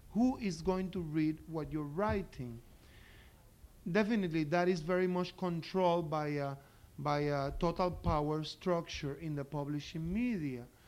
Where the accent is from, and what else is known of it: Puerto Rico